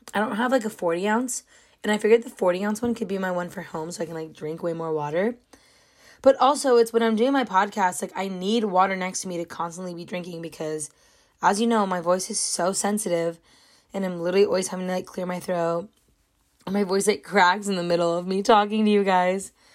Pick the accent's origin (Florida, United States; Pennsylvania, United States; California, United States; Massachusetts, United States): California, United States; I was born in California. I love it here.